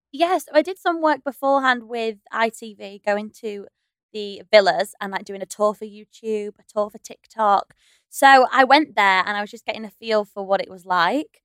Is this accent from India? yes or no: no; the north of England, United Kingdom; We're both from up north